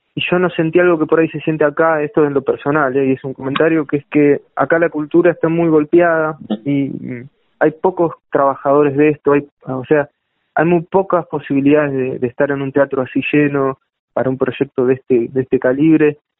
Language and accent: Spanish; La Plata, Buenos Aires Province, Argentina; Yo vivo acá y nací acá